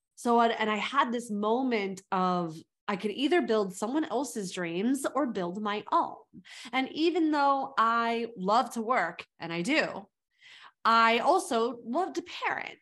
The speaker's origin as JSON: {"language": "English", "region": "California", "country": "United States", "tie": "born or raised there", "also_born_or_lived": "South Africa", "moved": "as an adult", "lives_now": "New York, United States", "said": "I grew up in California"}